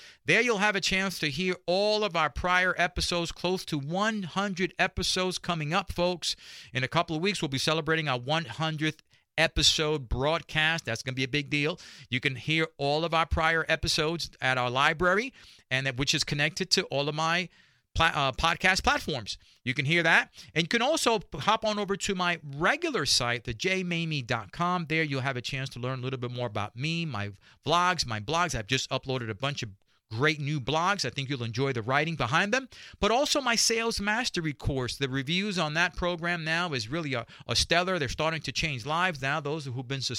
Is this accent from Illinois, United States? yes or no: no; New York City, New York, United States; now in Dallas, United States; I grew up in Spanish Harlem and meager means. Spanish Harlem is right there in New York City